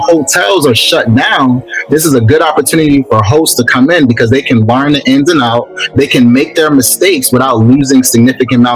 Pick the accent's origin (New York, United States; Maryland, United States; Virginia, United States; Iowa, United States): Maryland, United States; Baltimore; now in Atlanta, United States; I'm actually from Baltimore. Grew up in Baltimore. West side of Baltimore. Came down to Atlanta